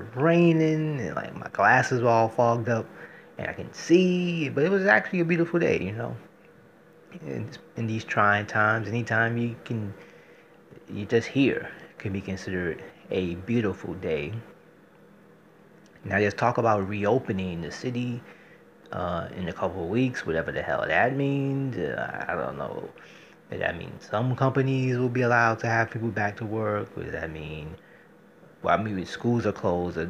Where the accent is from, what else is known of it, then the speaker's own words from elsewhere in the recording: New York City, New York, United States; as a New Yorker